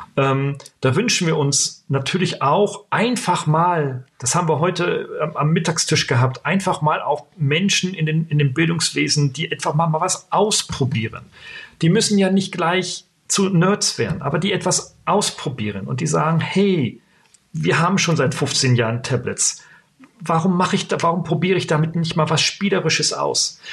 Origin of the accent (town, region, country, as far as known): Germany